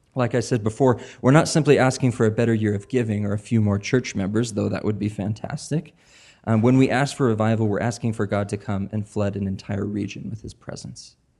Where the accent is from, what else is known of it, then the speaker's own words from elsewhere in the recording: Spokane, Washington, United States; now in Portland, Maine, United States; I grew up in Spokane. I lived here for about fifteen years.